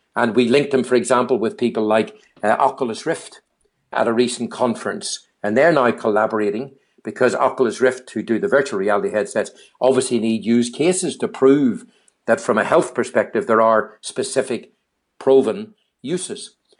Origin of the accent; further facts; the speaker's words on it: Northern Ireland, United Kingdom; moved away; my home country again called Age, N I, Age Northern Ireland